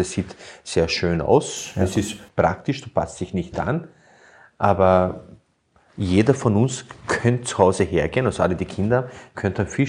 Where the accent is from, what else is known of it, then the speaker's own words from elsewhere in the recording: Burgenland, Austria; Bei uns im Burgenland heißt es